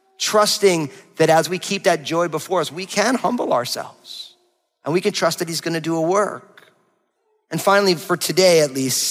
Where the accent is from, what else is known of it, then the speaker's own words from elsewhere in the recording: New Jersey, United States; I'm from New Jersey